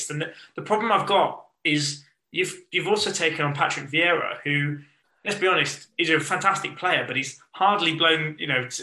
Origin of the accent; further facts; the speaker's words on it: England, United Kingdom; we're English